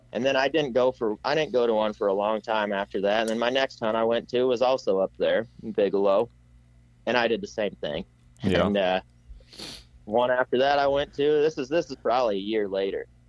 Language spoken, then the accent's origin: English; Iowa, United States; I'm from Iowa